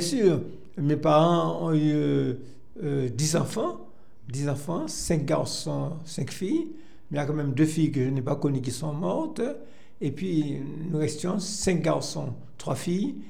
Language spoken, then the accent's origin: French; Fort-de-France, Martinique; Je suis né à Fort-de-France et j'ai habité pendant toute mon enfance à Crozanville quartier Crosanville